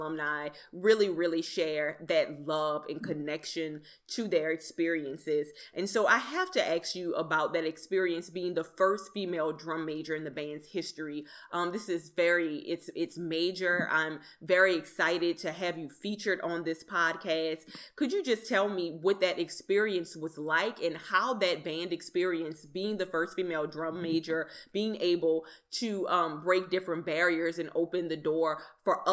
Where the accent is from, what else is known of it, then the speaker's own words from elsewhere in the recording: Napoleonville, Louisiana, United States; I'm originally from Napoleonville, Louisiana, which is a very rural town.